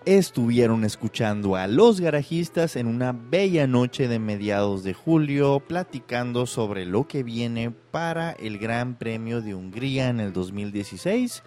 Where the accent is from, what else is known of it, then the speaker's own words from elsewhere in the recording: Mexico; Yo como soy mexicano